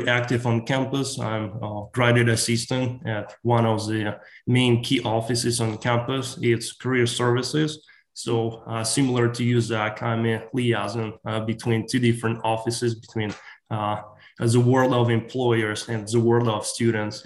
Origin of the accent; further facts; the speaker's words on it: Ukraine; English is a second language; moved away as an adult; now in United States; I was born and raised in Ukraine